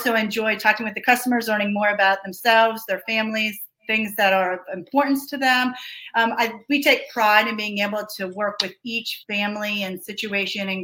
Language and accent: English; Georgia, United States; Buck and I are both native to the state. So we grew up in Georgia